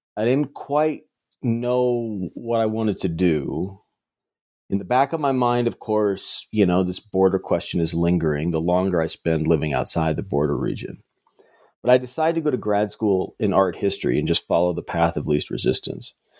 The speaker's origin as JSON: {"language": "English", "town": "Las Cruces", "region": "New Mexico", "country": "United States", "tie": "born or raised there", "said": "I grew up in Las Cruces, New Mexico, and in southern New Mexico"}